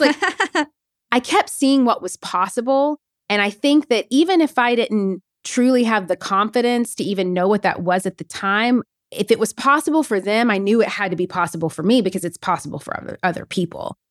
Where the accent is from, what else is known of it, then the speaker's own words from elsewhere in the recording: Nashville, Tennessee, United States; moved away as an adult; also born or lived in New York City; I'm from Nashville, Tennessee, actually originally from a really smart, small town in Tennessee